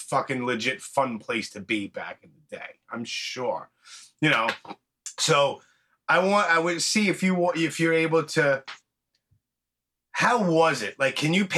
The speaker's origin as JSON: {"language": "English", "region": "New York", "country": "United States", "said": "I'm from New York"}